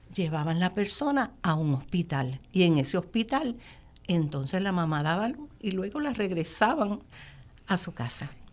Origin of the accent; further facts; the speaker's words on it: Gurabo, Puerto Rico; also born or lived in Río Piedras; en esa finca fue que yo nací, fue que me crié